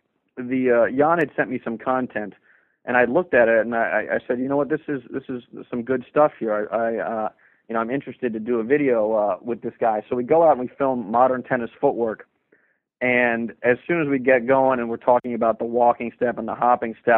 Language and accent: English; Washington, District of Columbia, United States; growing up in Washington, D.C.